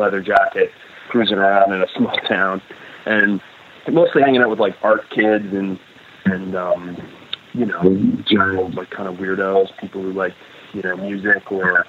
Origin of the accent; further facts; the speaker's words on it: Grimsby, Yorkshire and the Humber, United Kingdom; there weren't a group of punks when I grew up in Grimsby.